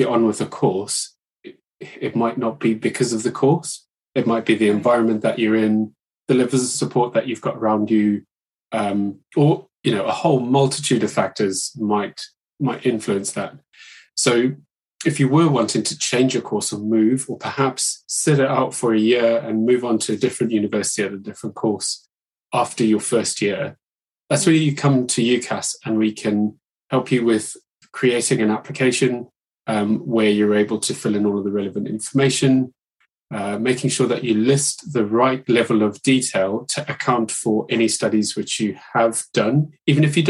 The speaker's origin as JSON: {"language": "English", "country": "Zimbabwe", "moved": "as an adult", "lives_now": "United Kingdom", "said": "I was an international student back when I went to university. I'm from Zimbabwe originally"}